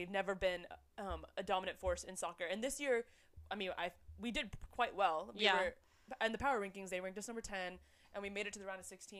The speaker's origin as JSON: {"language": "English", "town": "Atlanta", "region": "Georgia", "country": "United States", "tie": "born or raised there", "said": "I grew up in Atlanta"}